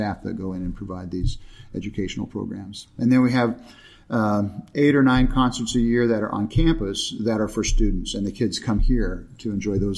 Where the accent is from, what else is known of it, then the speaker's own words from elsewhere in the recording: Chino, California, United States; now in Escondido, United States; I was raised in Chino, actually, up in San Bernardino County